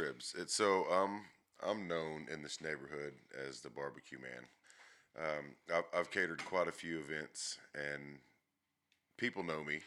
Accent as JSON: {"language": "English", "town": "Athens", "region": "Texas", "country": "United States", "tie": "born or raised there", "said": "in East Texas, Athens, Texas, born and raised"}